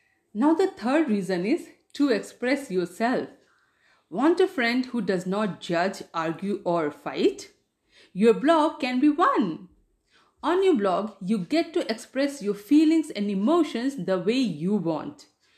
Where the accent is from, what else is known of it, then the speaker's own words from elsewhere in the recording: India; first language Hindi; English is a second language; I wanted to stay in touch with my mother tongue, which is Hindi. That's why I started a Hindi blog.